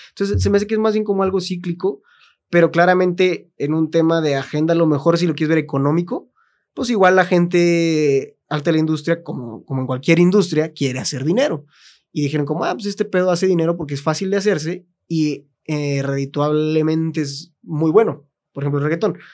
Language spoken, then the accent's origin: Spanish; Mexico; güeyes que somos mexicanos